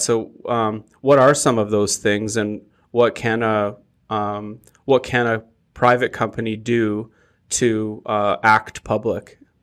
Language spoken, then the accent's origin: English; Canada; as Canadians because like when we say we're from Canada or I am Canadian